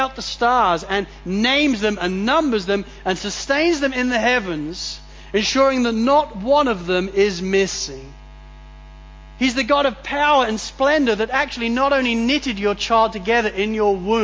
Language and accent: English; England, United Kingdom; now in Australia; growing up in England